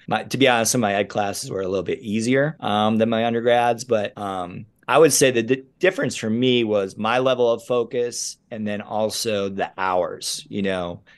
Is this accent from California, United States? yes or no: no; Rochester, New York, United States; where I grew up in Rochester